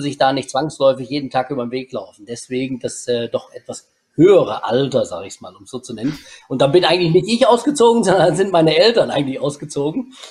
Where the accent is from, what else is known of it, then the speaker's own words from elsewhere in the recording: Germany; ich bin äh, gebürtiger Schwanefelder und lebe auch heute noch